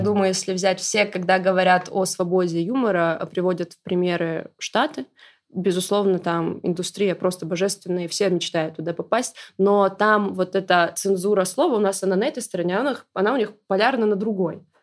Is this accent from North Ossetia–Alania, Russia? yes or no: yes; North Ossetia–Alania, Russia; я из Осетии